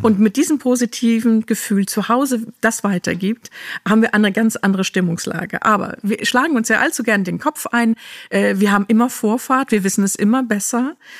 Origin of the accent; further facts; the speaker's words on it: Germany; Ich bin ja in diesem Land auch groß geworden